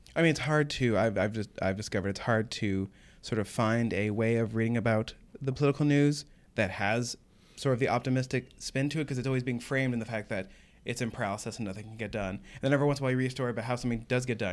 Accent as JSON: {"language": "English", "region": "Oklahoma", "country": "United States", "moved": "yes", "said": "I'm from Oklahoma"}